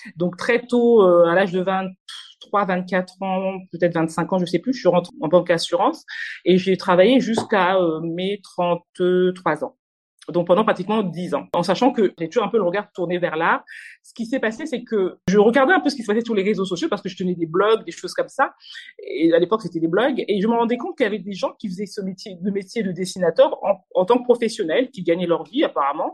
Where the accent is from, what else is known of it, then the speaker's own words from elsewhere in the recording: Normandy, France; moved away as an adult; also born or lived in Kinshasa, DR Congo / Paris, France; Venue en France très petite. Euh, j'ai fait toute ma scolarité en France, euh, en Normandie exactement